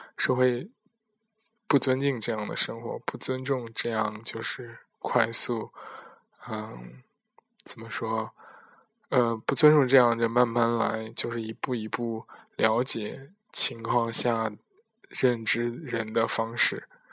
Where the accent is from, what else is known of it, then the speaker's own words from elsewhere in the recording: China; now in Netherlands; 我在国外和国内的这种区别